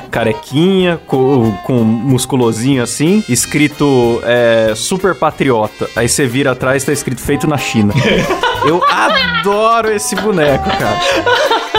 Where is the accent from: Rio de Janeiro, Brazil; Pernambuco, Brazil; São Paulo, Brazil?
Rio de Janeiro, Brazil; Como sou do Rio, faz muito calor.